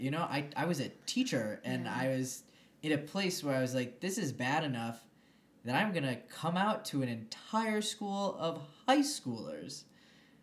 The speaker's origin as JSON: {"language": "English", "region": "Michigan", "country": "United States", "tie": "born or raised there", "moved": "as an adult", "lives_now": "Denver, United States", "said": "I grew up in Michigan"}